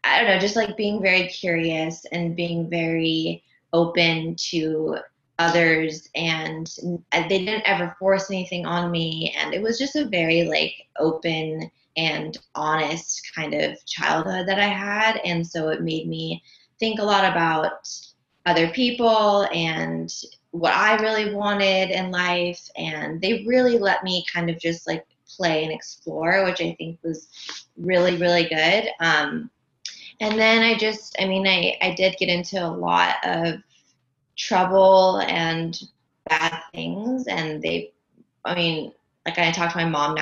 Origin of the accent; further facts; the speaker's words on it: Los Angeles, California, United States; I grew up in Los Angeles. I've only ever lived here